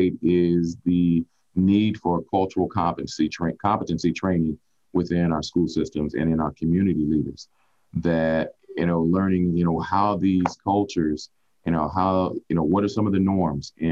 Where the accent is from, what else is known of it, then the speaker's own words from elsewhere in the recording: Oakland, California, United States; moved away as an adult; now in Las Vegas, United States; growing up in Oakland, California, a lot of people don't know that I have a deep root with the Black Panthers.